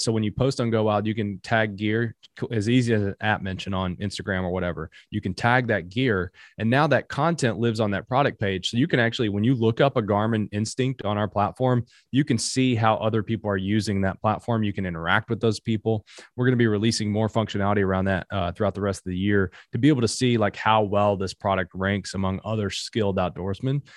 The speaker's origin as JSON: {"language": "English", "region": "Appalachia", "country": "United States", "said": "I'm from Appalachia"}